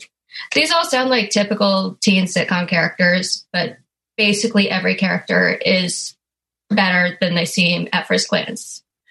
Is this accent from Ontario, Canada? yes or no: no; Vancouver, British Columbia, Canada; now in Toronto, Canada; I guess I live in Toronto, but I'm from Vancouver.